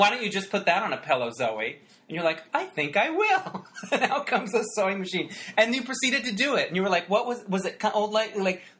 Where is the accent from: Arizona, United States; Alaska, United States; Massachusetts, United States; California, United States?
Arizona, United States; the Arizona Republic, where I'm from